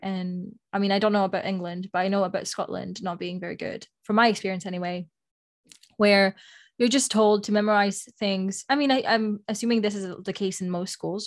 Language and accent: English; Spain; first language Spanish; English is a second language; moved away; Moni and I, we have been fortunate enough to attend a French school when we were growing up in Spain. And so, well, first of all, our first language is Spanish